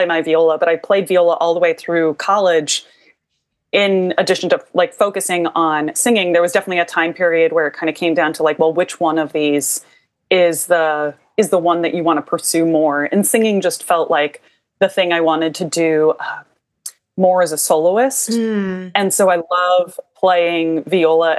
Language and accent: English; Iowa, United States; now in New Orleans, United States; I'm from Iowa originally, and I grew up in kind of the northwest corner, and then we moved to the center part of the state